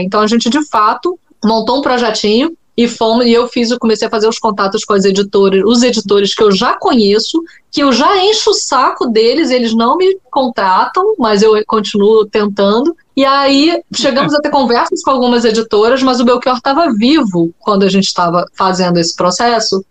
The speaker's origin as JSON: {"language": "Portuguese", "country": "Brazil", "said": "eu sou brasileira"}